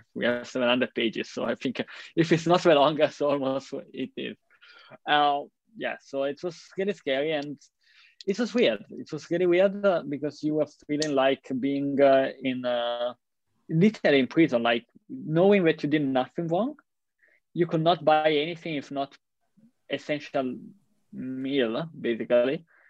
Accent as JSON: {"language": "English", "country": "Italy", "tie": "born or raised there", "said": "my hometown or in the main square of Milan"}